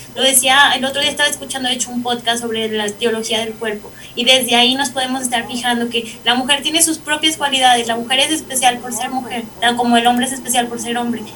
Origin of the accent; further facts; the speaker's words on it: San Juan de los Lagos, Jalisco, Mexico; soy de San Juan de los Lagos, bonito San Juan de los Lagos